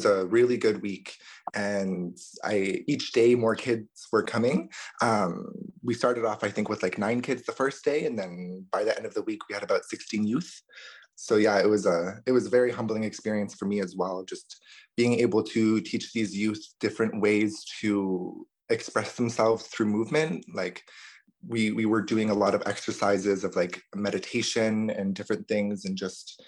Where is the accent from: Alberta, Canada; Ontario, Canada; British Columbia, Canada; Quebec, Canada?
Ontario, Canada; Ottawa; also born or lived in Rankin Inlet, Nunavut; my family moved down to Ottawa when I was around 3 or 4 years old.